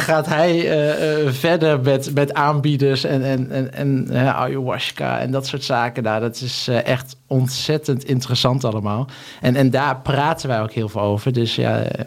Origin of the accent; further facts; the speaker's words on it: Hummelo, Gelderland, Netherlands; moved away; also born or lived in Singapore; ik ben opgegroeid in Hummelo, een plaatsje in de Achterhoek